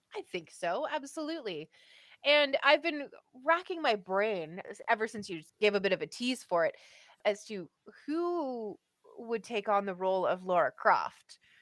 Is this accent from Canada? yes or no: yes; Canada; As a Canadian